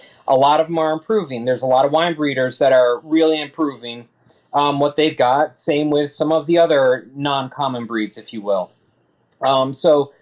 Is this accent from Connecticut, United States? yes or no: yes; Connecticut, United States; I'm from Connecticut.